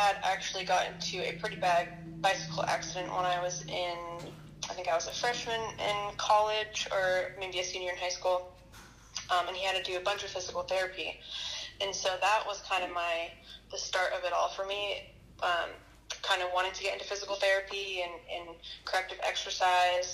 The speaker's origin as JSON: {"language": "English", "area": "San Francisco area", "region": "Northern California", "country": "United States", "tie": "born or raised there", "said": "growing up in California, you know, the outdoors are super accessible, especially in Northern California and in the San Francisco area"}